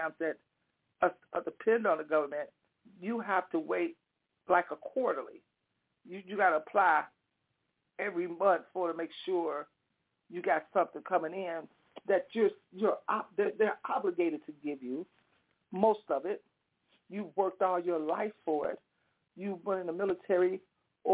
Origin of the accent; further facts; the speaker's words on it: United States; we are Americans